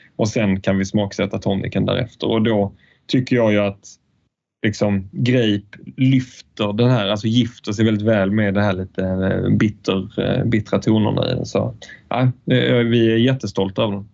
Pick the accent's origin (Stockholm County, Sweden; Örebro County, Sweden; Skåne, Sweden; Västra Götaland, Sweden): Skåne, Sweden; Falsterbo; när jag är Falsterbo, där jag är uppvuxen.